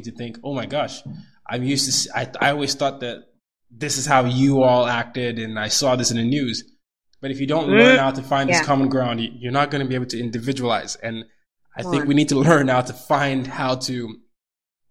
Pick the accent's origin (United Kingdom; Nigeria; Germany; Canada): Nigeria; now in United States; I'm Nigerian. A lot of the audience knows I'm Nigerian